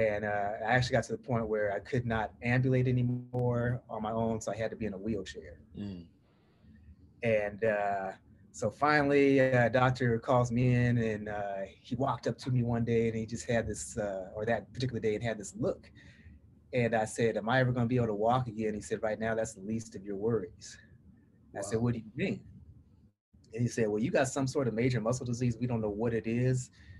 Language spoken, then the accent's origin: English; Portland, Oregon, United States; Well, I'm from Portland, Oregon on the West Coast. But my people always tease me and say I sound like I'm from the South.